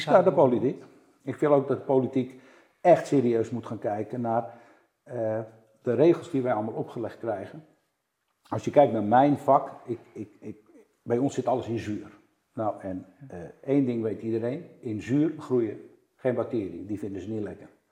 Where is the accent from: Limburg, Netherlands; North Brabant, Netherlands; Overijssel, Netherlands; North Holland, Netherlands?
North Holland, Netherlands; Amsterdam; ik ben Amsterdammer